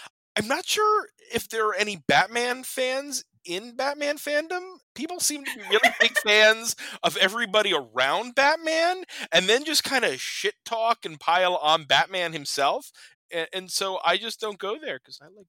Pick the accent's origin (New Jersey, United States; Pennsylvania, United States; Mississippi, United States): New Jersey, United States; I'm from New Jersey